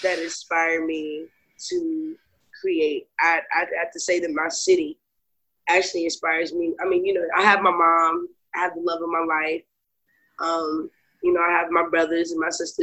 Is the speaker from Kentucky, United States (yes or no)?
yes; Lexington, Kentucky, United States; I was born and raised in Lexington, Kentucky.